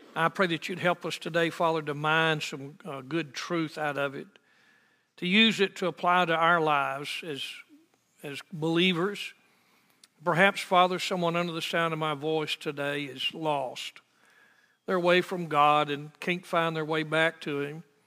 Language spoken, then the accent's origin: English; United States; as American Christians